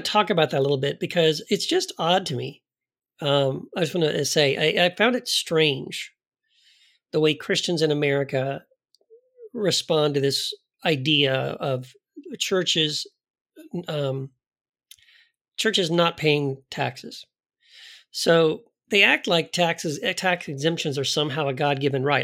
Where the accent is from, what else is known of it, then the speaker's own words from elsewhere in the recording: United States; as an American, someone raised in the American church